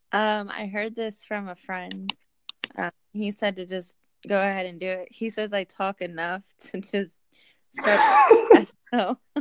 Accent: Indiana, United States; I'm from Indiana

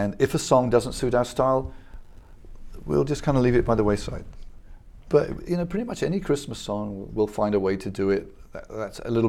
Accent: England, United Kingdom; moved away; I grew up in England

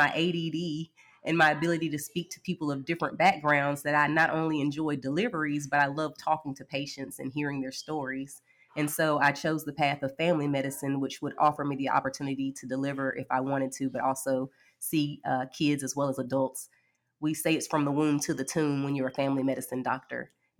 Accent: Birmingham, Alabama, United States; I am from Birmingham, Alabama. I am 40 years old, and I am married with 3 children.

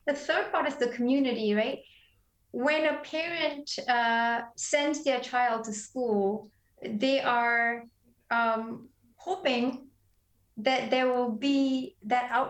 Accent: Malaysia; moved away as an adult; also born or lived in Belfast, Northern Ireland; I grew up in Malaysia, but we had great schools

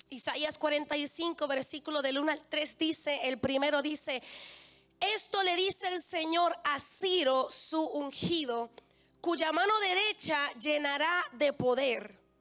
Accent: Bayamón, Puerto Rico; si yo vengo de Bayamón

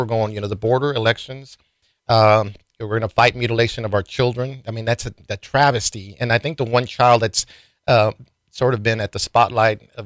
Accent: Del Rio, Texas, United States; I'm from Del Rio

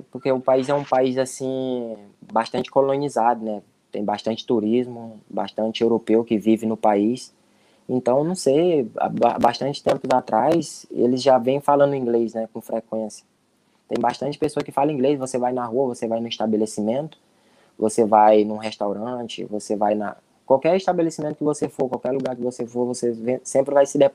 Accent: Brazil; Jogadores estrangeiros são bastante cobrados, né? Ainda mais nós que somos brasileiros, o foco é bastante em cima de nós.

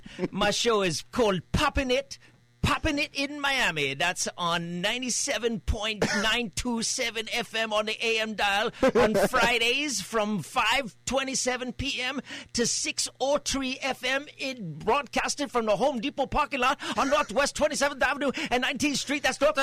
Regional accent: Trinidad, Trinidad & Tobago; Well, you know, I'm actually from Trinidad. I know that wasn't the question. I'm actually from Trinidad.

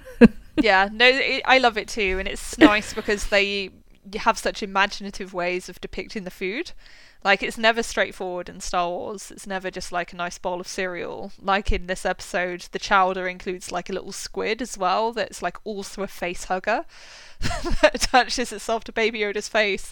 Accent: West Country, South West England, United Kingdom; I'm from the West Country in the UK

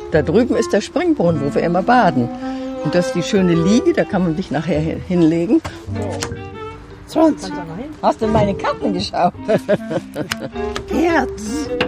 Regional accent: Silesian Voivodeship, Poland; born there; Ich bin in Schlesien geboren und mein Mann stammt aus Ostdeutschland.

